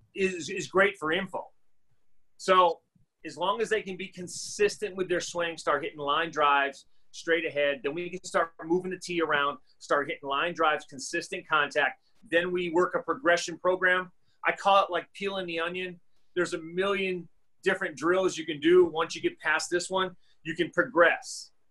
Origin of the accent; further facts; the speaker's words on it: Massachusetts, United States; now in Arizona, United States; growing up in Massachusetts, you know, I played three sports.